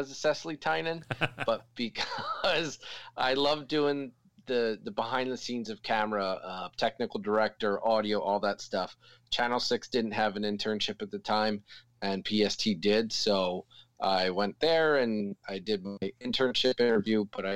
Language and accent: English; Mount Laurel, New Jersey, United States; I grew up in Mount Laurel, New Jersey, born and raised South Jersey boy.